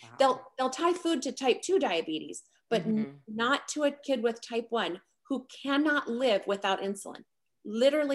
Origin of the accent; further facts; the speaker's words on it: South Dakota, United States; I come from South Dakota. So for a South Dakota kid to get on the national scene for tennis